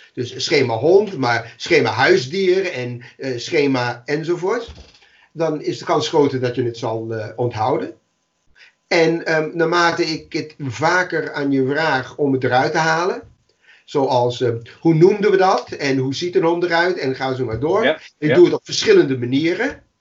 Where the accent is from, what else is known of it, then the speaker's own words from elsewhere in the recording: New York City, New York, United States; Dutch is a second language; moved away as an adult; also born or lived in Amsterdam; now in Netherlands; toen ik in de Bronx woonde